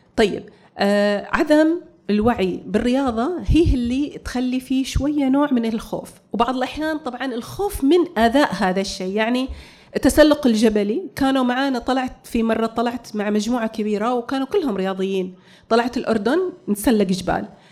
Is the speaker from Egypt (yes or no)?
no; Saudi Arabia; also born or lived in United States / Bahrain; انا اول سعوديه تقود الدراجه الناريه